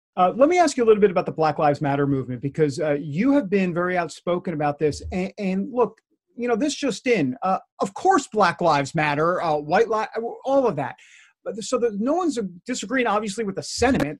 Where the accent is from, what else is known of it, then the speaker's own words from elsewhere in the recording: New York, United States; moved away; I grew up in New York